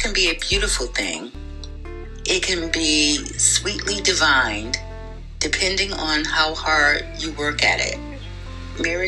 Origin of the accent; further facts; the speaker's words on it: Hartford, Connecticut, United States; Born and raised in Hartford, Connecticut, raised by my mom, Marcia Hippolyte